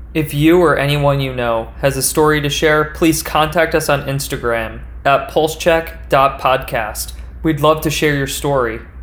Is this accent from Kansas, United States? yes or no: yes; Kansas, United States; I grew up in Kansas